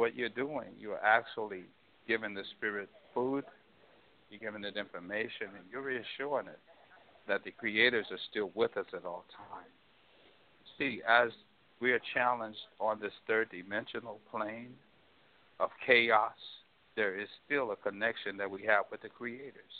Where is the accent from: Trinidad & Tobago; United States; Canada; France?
United States; St. Louis, Missouri; I grew up in St. Louis, Missouri.